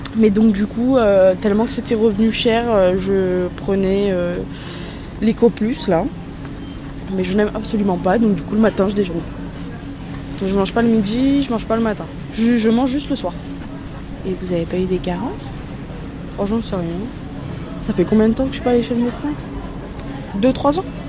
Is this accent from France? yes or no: yes; France; on est des Français